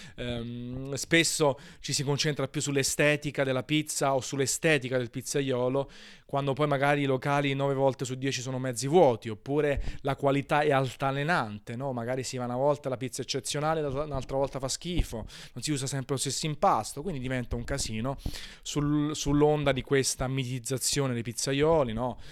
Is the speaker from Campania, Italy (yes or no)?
yes; Naples, Campania, Italy; sono napoletano